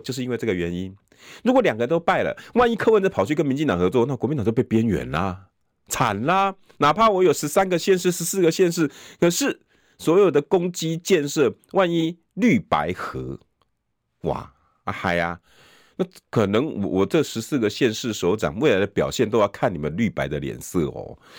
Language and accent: Chinese; New Taipei, Taiwan; 我都是新北人